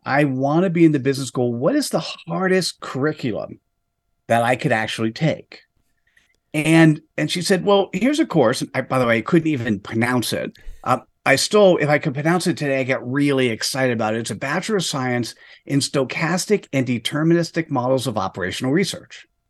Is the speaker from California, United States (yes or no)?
no; New Jersey, United States; in the East Coast of the United States, uh, formative years technically was in New Jersey